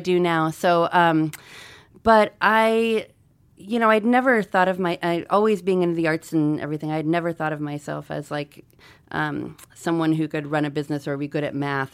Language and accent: English; Missoula, Montana, United States; also born or lived in Albuquerque, New Mexico / Troy, Montana; I'm from Missoula. I wasn't born here.